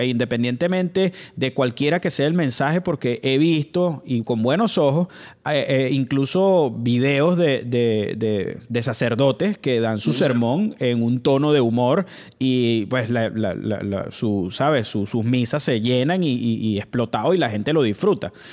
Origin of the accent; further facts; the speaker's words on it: Venezuela; now in Weston, United States; nosotros como venezolanos pues éramos déspotas